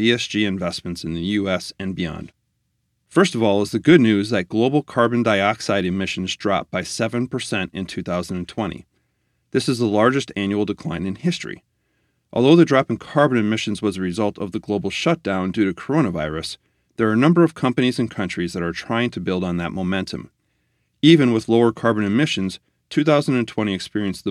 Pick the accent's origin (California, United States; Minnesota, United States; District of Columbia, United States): Minnesota, United States; In my home state of Minnesota